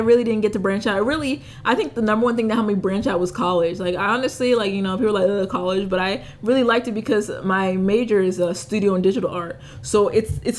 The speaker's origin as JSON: {"language": "English", "country": "United States", "tie": "born or raised there", "said": "I'm Haitian. I'm Haitian American. My parents were born in Haiti. I was born here."}